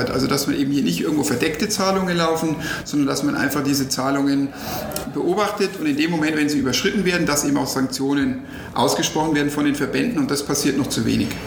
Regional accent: Nuremberg, Bavaria, Germany; Und natürlich, jetzt als Nürnberger ärgert man sich und sagt, naja, wenn wir diese Millionen von Red Bull hätten, dann könnte vielleicht auch der erste FC Nürnberg oder RB Nürnberg jetzt in der ersten Liga spielen.

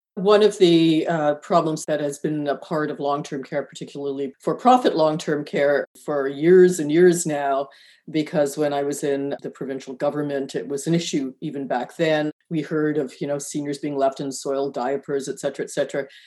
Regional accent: Canada; we're Canadian

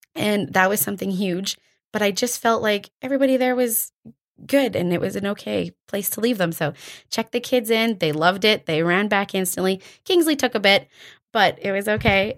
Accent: Drayton Valley, Alberta, Canada; moved away as an adult; also born or lived in Calgary; now in Airdrie, Canada; I was born and raised in Drayton Valley.

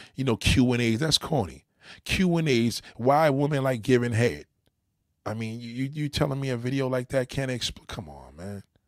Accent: New York, United States; also born or lived in Los Angeles; I'm a New Yorker

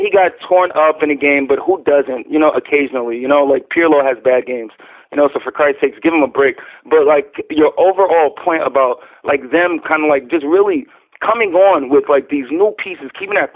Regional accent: New York, United States; I'm from New York

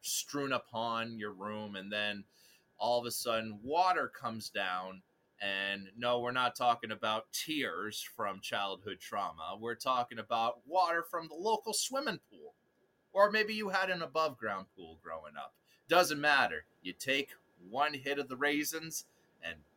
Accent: Forge Village, Massachusetts, United States; growing up in Forge Village

